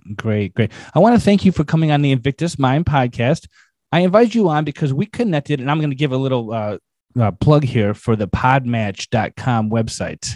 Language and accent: English; Chicago, Illinois, United States; I'm from Chicago, and so there's a lot of crime history in my neck of the woods